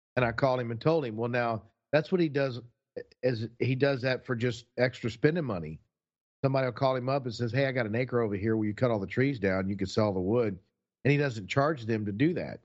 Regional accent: Texas, United States; we're from Texas

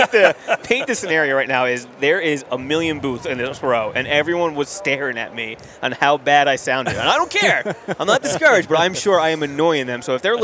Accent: New Jersey, United States; I'm from New Jersey.

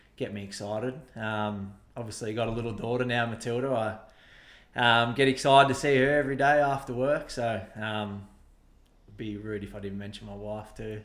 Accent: Shepparton, Victoria, Australia; also born or lived in Tallygaroopna; growing up in Shep

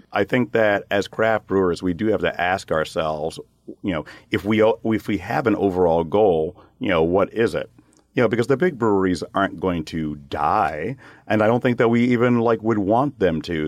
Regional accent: United States; as an American brewer

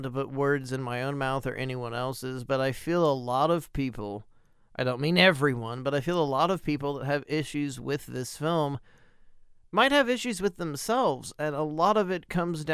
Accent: United States; for me as an American

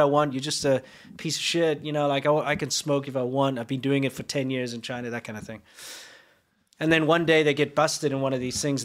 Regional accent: South Africa; now in United States; as a South African

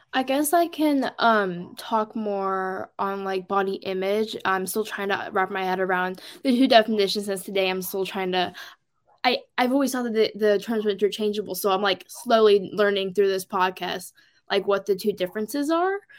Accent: Portland, Oregon, United States; I'm from Oregon, mainly the Portland metro area

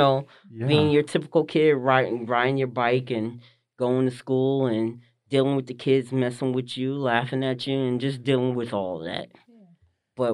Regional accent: Livingston, New Jersey, United States; Well, I'm originally from Jersey, New Jersey. I was born and raised. Originally was born in Livingston, New Jersey. My family is from East Orange area, North area, Orange, that Northern Jersey area.

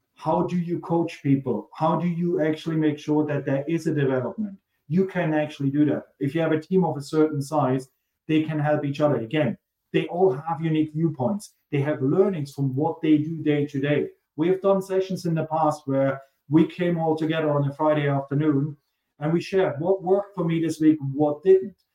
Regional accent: Germany; accent: German; He hears the German accent and he asks where I'm from. I'm from Germany.

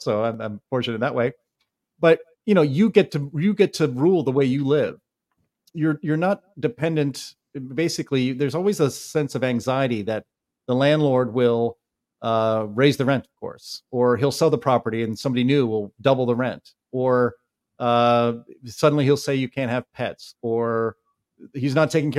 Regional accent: New York City, New York, United States; born there; also born or lived in Dayton, United States / Pittsburgh, United States; I was born in New York City, and of course, we had a rented apartment. And then my family owned homes in Dayton, Ohio, and then Pittsburgh.

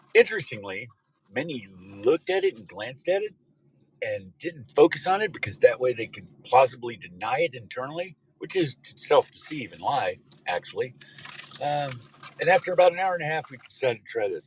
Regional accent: Odessa, Texas, United States; now in California, United States; We were born and raised in West Texas, Odessa, Texas, actually

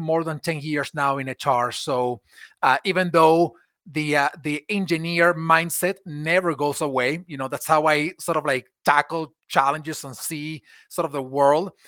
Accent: Venezuela; moved away as an adult; now in United States; I was born in Venezuela, in South America, and I grew up there. I moved to the U S in, in two thousand eleven

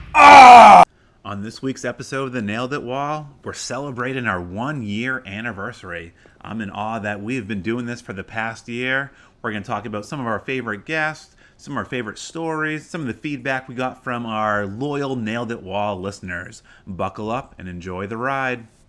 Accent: Maine, United States; now in Arizona, United States; I'm a city kid from Maine

